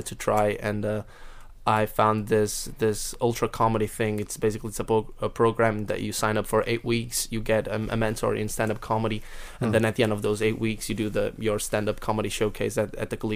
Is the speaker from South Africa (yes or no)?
no; Porto, Norte, Portugal; moved away as an adult; now in Wales, United Kingdom; my hometown, actually, because I'm from Porto, which is the north of Portugal.